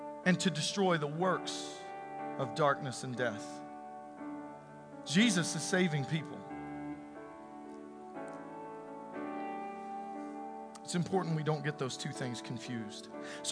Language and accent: English; United States; I was born in America, I'm a citizen here